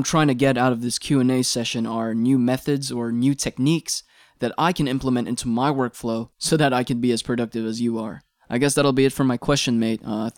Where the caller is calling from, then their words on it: Philippines; I'm checking in from the Philippines.